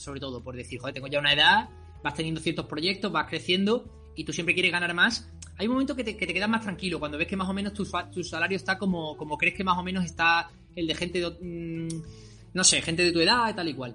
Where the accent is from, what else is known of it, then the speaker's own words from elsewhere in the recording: El Puerto de Santa María, Andalusia, Spain; also born or lived in Seville; yo soy del puerto de Santa María, de Cádiz, pero yo he vivido en Sevilla, nací en Sevilla, de hecho, aunque luego me fui ya de chiquitito